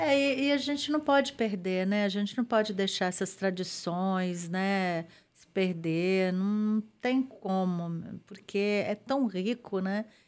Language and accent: Portuguese; Espírito Santo, Brazil; also born or lived in Natal / Belo Horizonte; now in São Paulo, Brazil; lá na minha terra, né? Que eu tenho que puxar a sardinha para o Espírito Santo